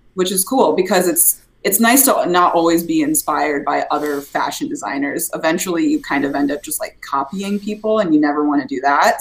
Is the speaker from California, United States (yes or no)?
no; Des Moines, Iowa, United States